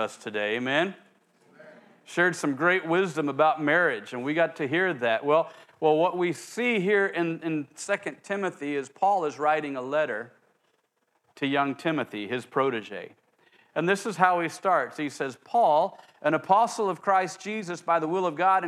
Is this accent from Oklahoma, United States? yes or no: yes; Oklahoma, United States; where I grew up in Oklahoma